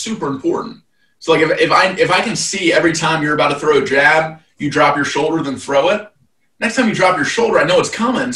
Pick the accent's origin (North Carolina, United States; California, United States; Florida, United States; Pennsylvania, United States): Pennsylvania, United States; just outside Philadelphia; I'm actually from the Northeast too. I was born just outside Philly. Growing up, my mom had me in chess club